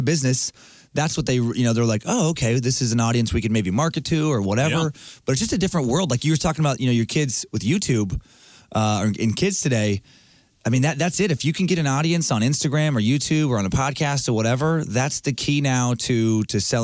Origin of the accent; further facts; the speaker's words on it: Idaho, United States; I grew up in Idaho